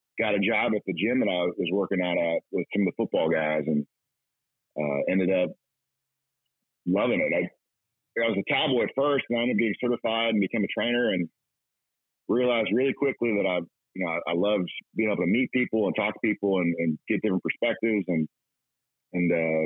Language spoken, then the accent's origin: English; Texas, United States; I'm from Texas